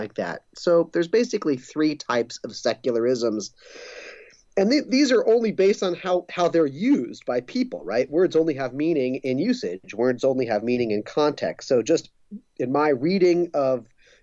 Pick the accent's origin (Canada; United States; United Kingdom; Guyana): United States; Los Angeles, California; now in Claremont, United States; I grew up in Pacific Palisades, which is another small town of greater Los Angeles, but on the beach near Santa Monica and Malibu